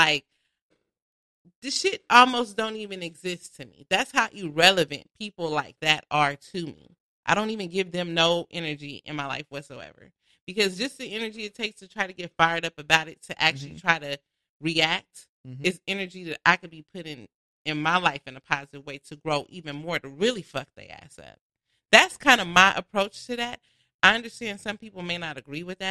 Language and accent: English; Inglewood, California, United States; I live in Inglewood. I'm from Inglewood. That's my hometown